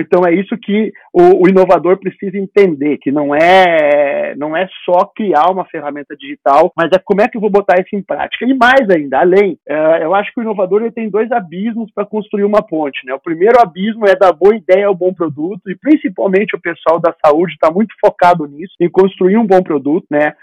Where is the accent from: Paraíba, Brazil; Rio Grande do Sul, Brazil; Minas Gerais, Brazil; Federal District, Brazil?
Rio Grande do Sul, Brazil; moved away as an adult; also born or lived in Campinas; eu sou natural do Rio Grande do Sul, eu fiz residência em Campinas